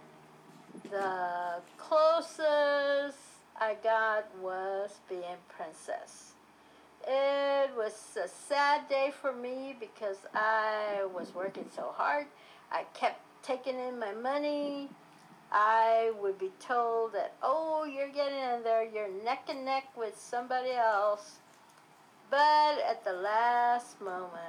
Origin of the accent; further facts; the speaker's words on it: San Antonio, Texas, United States; I was born on Monterey Street in the house my parents built